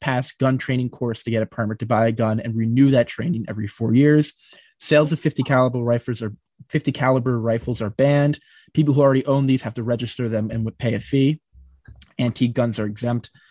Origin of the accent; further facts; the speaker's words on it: New Jersey, United States; I'm from New Jersey